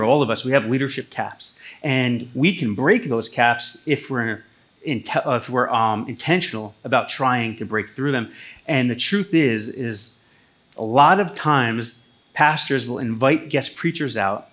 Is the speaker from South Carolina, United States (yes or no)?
no; Toms River, New Jersey, United States; This is my hometown, Toms River, New Jersey